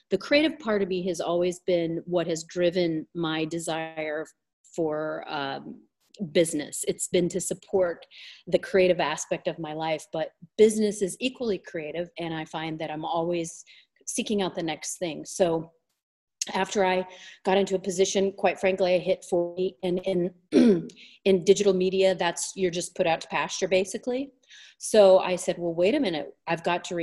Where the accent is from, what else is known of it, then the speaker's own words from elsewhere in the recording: Southern California, United States; So I grew up in Southern California. I've lived in different states, but Southern California has always been my home